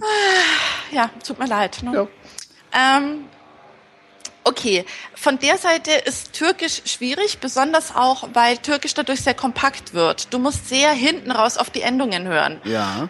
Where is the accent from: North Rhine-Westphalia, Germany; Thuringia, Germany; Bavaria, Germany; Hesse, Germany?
Bavaria, Germany; Munich; moved away as an adult; now in Antalya, Turkey; ich komme aus München